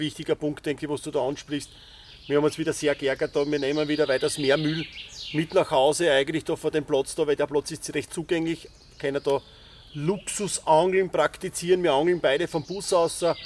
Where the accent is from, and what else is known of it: Styria, Austria